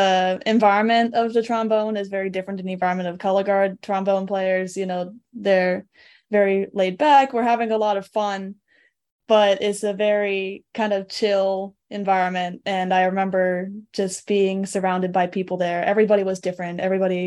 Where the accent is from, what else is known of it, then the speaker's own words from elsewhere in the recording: South Deerfield, Massachusetts, United States; also born or lived in Montague, Massachusetts; I was born and raised in Western Mass